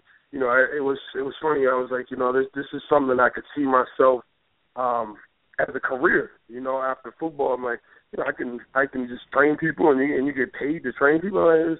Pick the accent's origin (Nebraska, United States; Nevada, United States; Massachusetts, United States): Massachusetts, United States; moved away as an adult; I'm originally from Massachusetts, went to high school in Stowe, Mass, outside of Boston